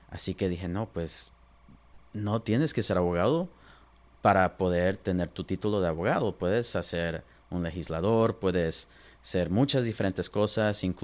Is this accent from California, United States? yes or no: yes; Los Angeles, California, United States; also born or lived in Pomona, California / San Diego, California; now in Inland Empire, United States; yo nací en Los Ángeles, ah, ahí es donde crecí y de ahí nos movimos a, Poma, Boma, más hacia el Inland Empire y nos movimos como cuando tenía 12, 13 años